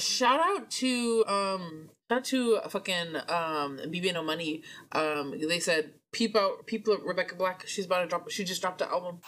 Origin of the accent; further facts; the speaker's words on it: Portland, Oregon, United States; moved away; we're both from Portland